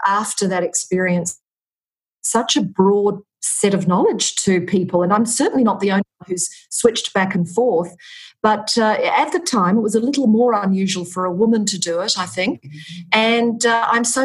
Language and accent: English; Australia; accent: Australian; moved away as an adult; also born or lived in Vietnam; now in Dubai, United Arab Emirates; I am Australian, as probably the listeners can tell from my accent